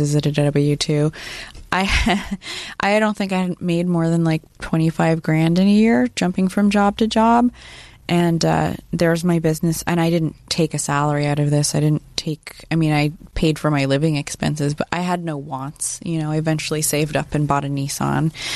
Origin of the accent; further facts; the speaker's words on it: Sacramento, California, United States; I grew up in Sacramento